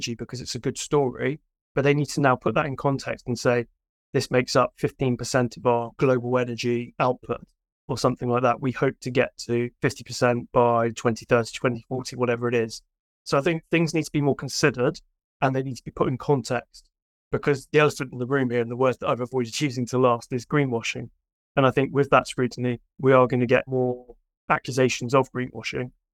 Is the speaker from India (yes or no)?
no; United Kingdom; not being American, being British